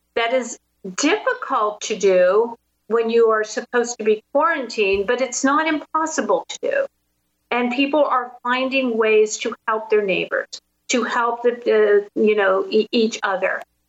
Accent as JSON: {"language": "English", "town": "Pittsburgh", "region": "Pennsylvania", "country": "United States", "tie": "born or raised there", "said": "So I started my journey in my hometown of Pittsburgh, where I live, and went to a really vibrant area of town called the Strip District."}